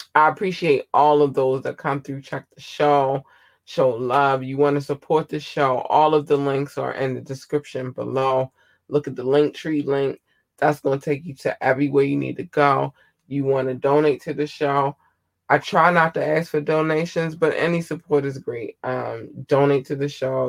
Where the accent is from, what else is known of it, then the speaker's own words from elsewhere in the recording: United States; I'm an American